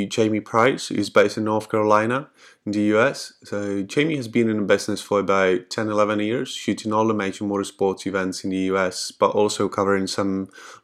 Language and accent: English; Czechia; I'm from Czech Republic